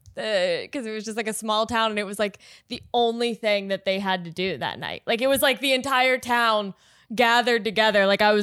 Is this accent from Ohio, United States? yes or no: yes; Cincinnati, Ohio, United States; I grew up in Cincinnati, well near Ohio